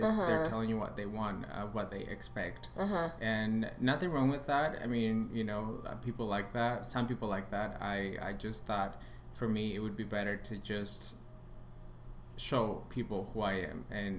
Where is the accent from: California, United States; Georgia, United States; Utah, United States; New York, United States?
Utah, United States; Park City; also born or lived in Chihuahua, Mexico; now in Los Angeles, United States; So I was born in Mexico, mm-hmm. in a little town in Chihuahua. Mm-hmm. Then I was there until I was 10 years old. Then from there, I moved to Utah.